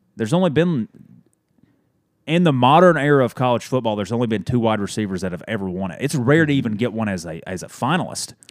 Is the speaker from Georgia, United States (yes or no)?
yes; Dalton, Georgia, United States; a head coach at Dalton High School in my hometown